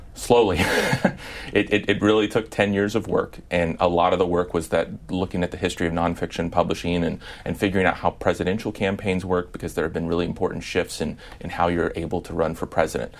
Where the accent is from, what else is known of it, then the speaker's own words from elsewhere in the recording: Midwest, United States; I'm from the Midwest